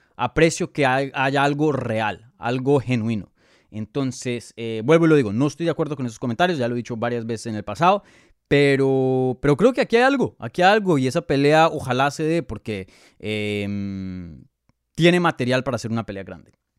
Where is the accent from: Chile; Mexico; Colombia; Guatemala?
Colombia